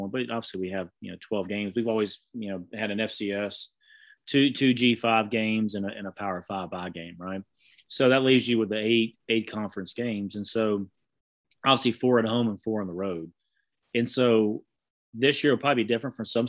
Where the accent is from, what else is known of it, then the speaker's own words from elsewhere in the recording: Southeast, United States; growing up in the Southeast